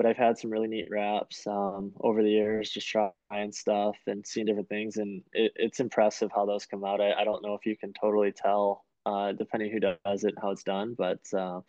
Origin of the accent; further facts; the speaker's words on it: Bloomfield Township, Michigan, United States; Yeah, I was really fortunate there. Lived out on a lake